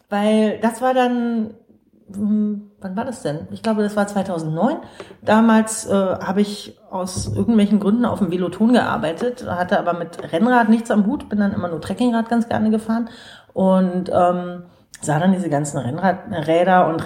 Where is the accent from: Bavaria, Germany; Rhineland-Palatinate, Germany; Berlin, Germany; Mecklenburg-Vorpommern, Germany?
Berlin, Germany; ja total gut organisiert, wo man als Berliner nur staunt.